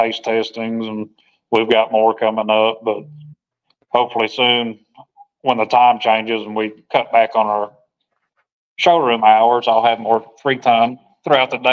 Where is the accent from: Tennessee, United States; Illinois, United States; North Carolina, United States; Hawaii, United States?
Tennessee, United States; Nashville; I grew up in Nashville for the most part, graduated high school there and outside of Nashville.